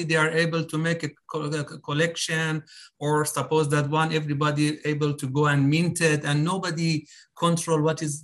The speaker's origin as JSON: {"language": "English", "country": "Iran", "moved": "yes", "lives_now": "Dubai, United Arab Emirates", "said": "I'm living in Dubai. I'm Iranian, but living in Dubai"}